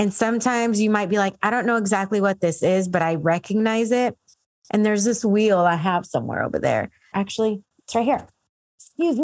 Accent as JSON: {"language": "English", "town": "San Diego", "region": "California", "country": "United States", "also_born_or_lived": "Dallas", "said": "I'm from San Diego"}